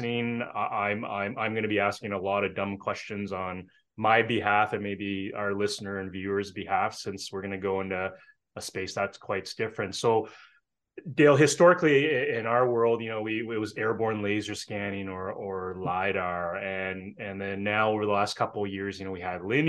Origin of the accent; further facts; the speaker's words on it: Canada; as a Canadian